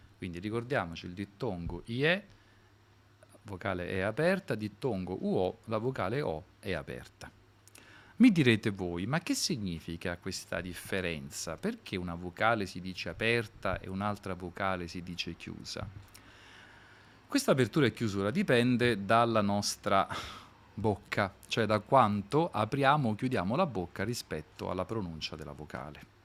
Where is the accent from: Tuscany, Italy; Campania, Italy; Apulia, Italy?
Campania, Italy; Naples; io prima di tutto che sono napoletano